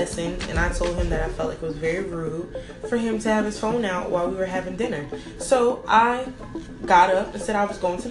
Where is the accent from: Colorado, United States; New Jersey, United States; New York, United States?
New York, United States; I'm 23 years old. I'm from New York.